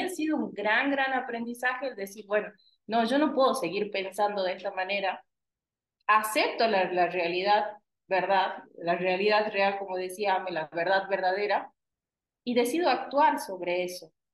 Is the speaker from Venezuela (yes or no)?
no; Argentina; nosotros los argentinos